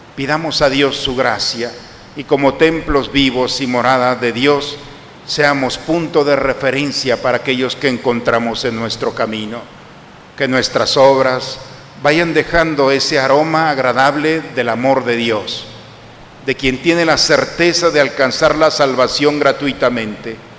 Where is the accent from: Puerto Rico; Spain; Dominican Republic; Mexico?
Mexico; nosotros como occidentales y como mexicanos